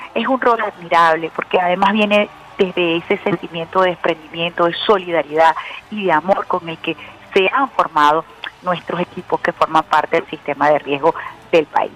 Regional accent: Venezuela

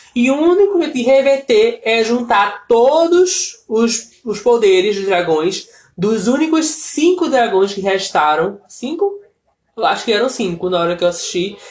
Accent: Brazil; sendo brasileiro

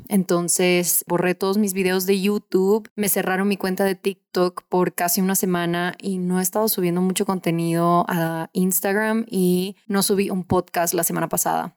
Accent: Ecuador; en mi país, Ecuador

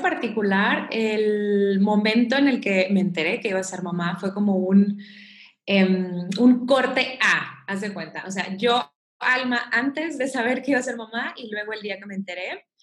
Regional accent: Mexico; soy mexicana

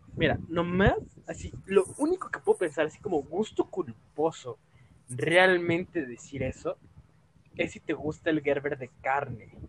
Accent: Mexico; como mexicano

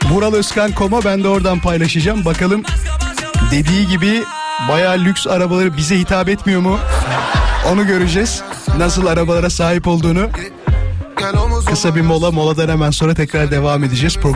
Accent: İzmit, Kocaeli, Turkey; Şey İstanbul diyorum İzmit özür dilerim.

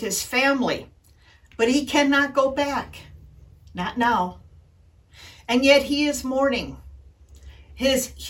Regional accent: Wisconsin, United States; When I grew up in Wisconsin

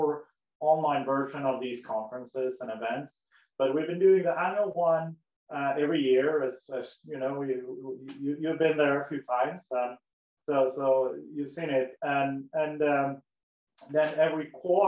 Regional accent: Sweden; moved away as an adult; now in United States; my grandfather was an American, but I grew up in Sweden, in Europe, so I moved across the globe

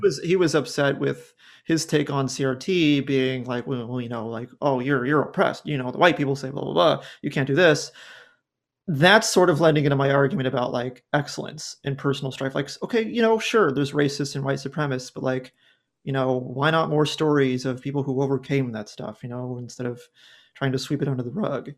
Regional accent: Southern California, United States; I grew up in Southern California

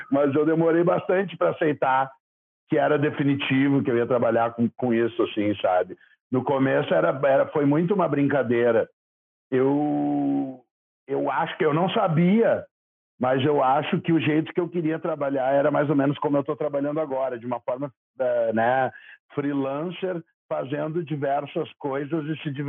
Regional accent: Porto Alegre, Rio Grande do Sul, Brazil; born there; eu nasci em Porto Alegre mesmo, mas não conta para ninguém.

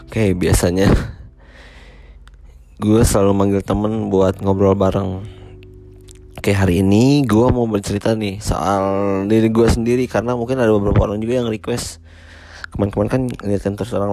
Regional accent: Rancaekek, West Java, Indonesia; also born or lived in Cicalengka; gue eh, dulu lahir di Cicalengka 28 April 1996. Uh, gue setelah di Cisalengka, gue pindah ke Ranca Ekek tuh sekitar dari umur 4 tahun

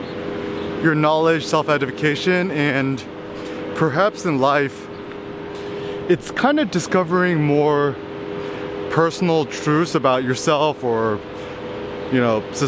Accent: Bay Area, California, United States; growing up in the Bay Area

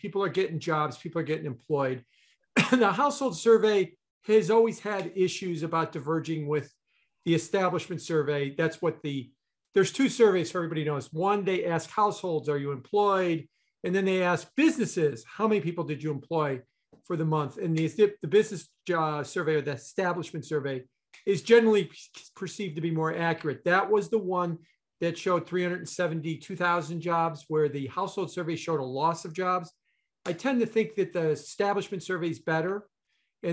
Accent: Elmwood Park, Illinois, United States; I grew up in Elmwood Park.

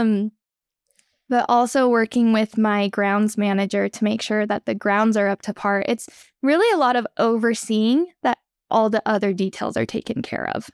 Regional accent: Austin, Texas, United States; moved away as an adult; also born or lived in Idaho; I actually grew up in Austin, Texas

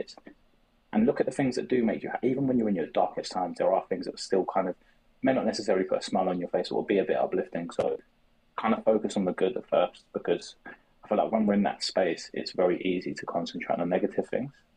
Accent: London, United Kingdom; I'm from South London.

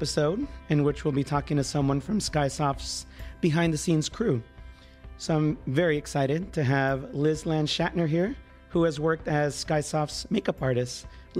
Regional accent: San Diego, California, United States; I grew up here in San Diego.

